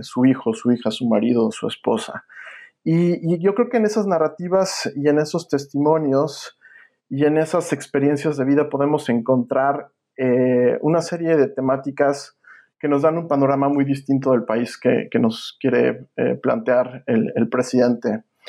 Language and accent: Spanish; Mexico; also born or lived in Villanova, Pennsylvania, United States; now in United States